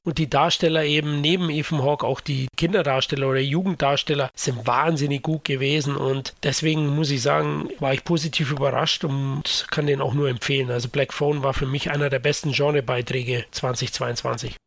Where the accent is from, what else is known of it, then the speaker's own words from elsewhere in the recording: Munich, Bavaria, Germany; ich bin Münchner